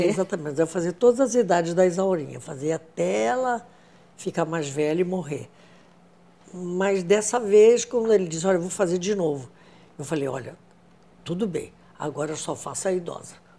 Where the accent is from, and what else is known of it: Rio de Janeiro, Brazil; born or raised there